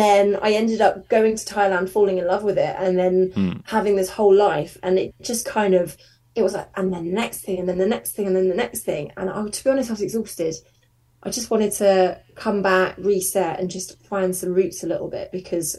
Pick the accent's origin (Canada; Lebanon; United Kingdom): United Kingdom; Surrey, South East England; now in Manchester, United Kingdom; I don't know if you could tell from my accent, but I'm from Surrey originally